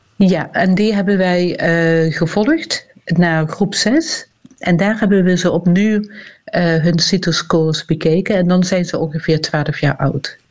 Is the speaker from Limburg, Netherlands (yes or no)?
yes; Limburg, Netherlands; accent: Limburgish; Iedere lange ei, dat is een, een woord met een i in mijn dialect